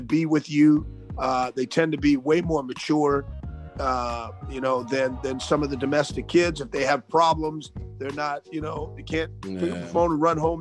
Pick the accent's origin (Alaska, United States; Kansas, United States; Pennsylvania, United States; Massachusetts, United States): Alaska, United States; now in Tyler, United States; I grew up in Alaska